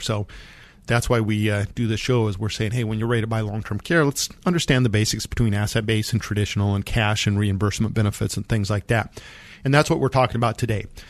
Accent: Monte Vista, Colorado, United States; I grew up in Monta Vista, Colorado, and my orthodontist was in Pueblo, Colorado

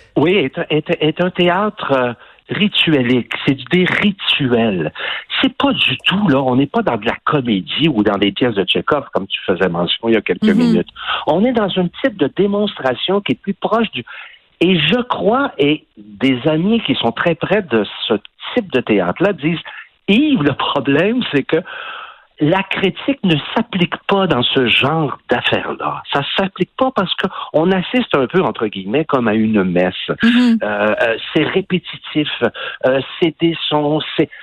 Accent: Quebec, Canada; accent: Québécois; notre accent québécois

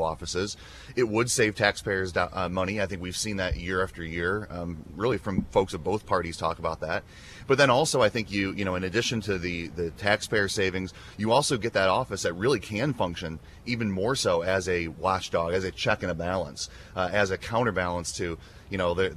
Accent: Dixon, Illinois, United States; I was born and raised in Dixon, and that's where I still live today

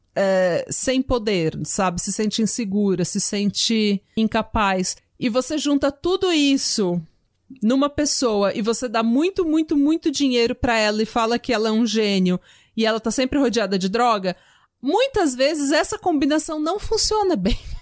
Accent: São Paulo, Brazil; accent: paulistana / São Paulo accent; also born or lived in Vila São José; Eu e a Renata sou igual duas paulistanas

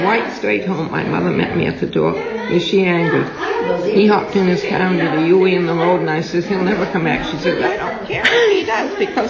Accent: Kittery, Maine, United States; I grew up in Kittery

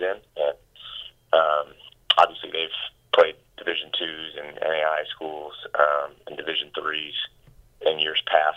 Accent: West Coast, United States; moved away; I grew up on the West Coast

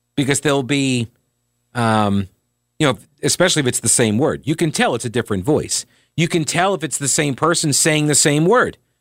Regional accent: New York, United States; moved away as an adult; also born or lived in South Carolina; I was growing up in, uh, growing up in New York

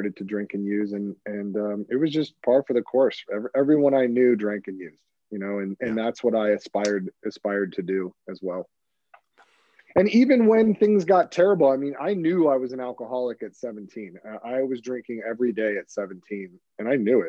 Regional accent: Hermosa Beach, California, United States; I grew up in Hermosa Beach, California

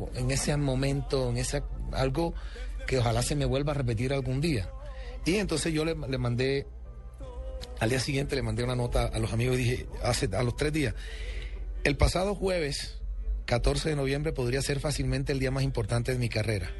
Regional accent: Colombia; first language Spanish; soy el primer colombiano en la historia

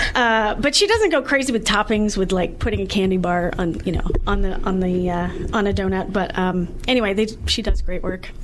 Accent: Tennessee, United States; now in Columbus, United States; I'm from Tennessee

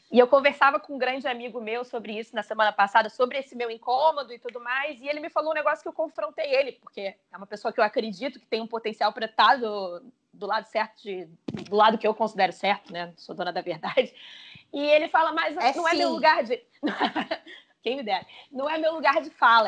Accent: Brazil; a gente como brasileiro

